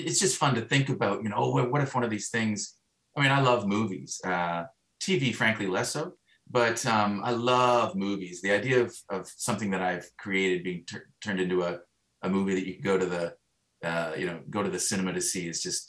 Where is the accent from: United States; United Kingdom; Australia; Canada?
Canada; Stratford, Ontario; growing up in Stratford